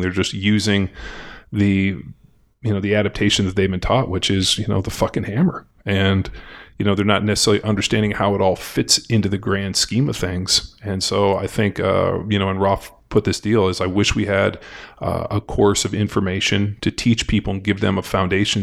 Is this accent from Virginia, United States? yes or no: no; California, United States; Growing up in California